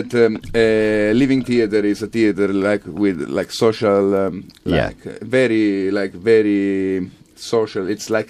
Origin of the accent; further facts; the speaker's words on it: Catania, Sicily, Italy; moved away; I'm from Sicily.